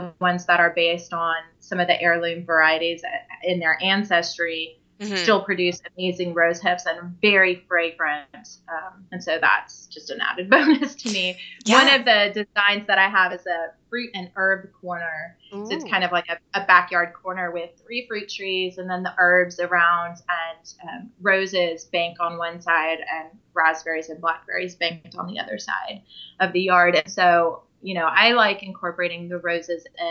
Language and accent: English; California, United States; moved away; I grew up in California